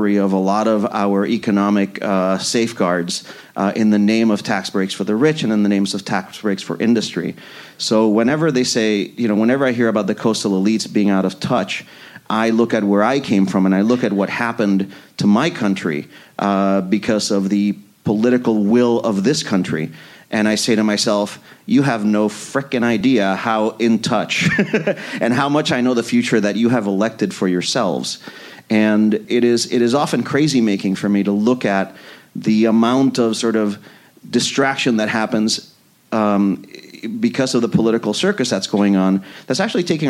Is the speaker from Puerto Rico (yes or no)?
yes; San Juan, Puerto Rico; moved away; I grew up in Puerto Rico